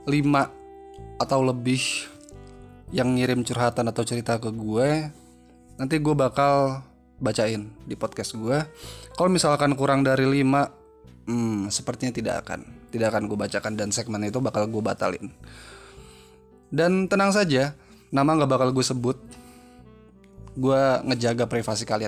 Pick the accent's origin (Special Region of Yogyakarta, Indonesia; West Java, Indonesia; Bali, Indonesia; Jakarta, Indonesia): Jakarta, Indonesia; also born or lived in East Java; karena gue gede di Jakarta ya makanya gue paham gitu ya tapi harusnya gue lama di Jawa Timur harusnya gue juga paham dong